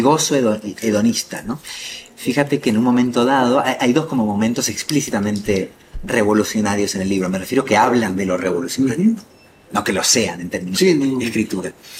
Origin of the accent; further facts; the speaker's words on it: Argentina; moved away; mi país natal